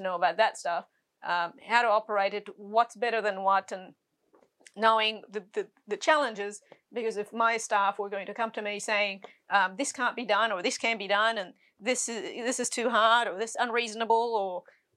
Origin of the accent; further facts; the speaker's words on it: Egypt; also born or lived in Sydney, Australia; now in Australia; I was born in Egypt